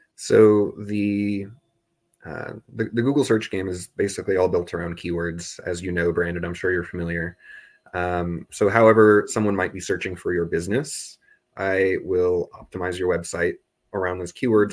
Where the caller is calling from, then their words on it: Augsburg, Bavaria, Germany; I'm calling in from Germany because I studied abroad here last year. I'm in Augsburg